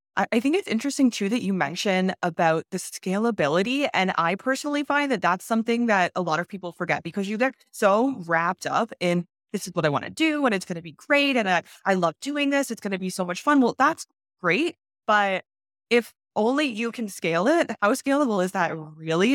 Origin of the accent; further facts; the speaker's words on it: Canada; I'm from Canada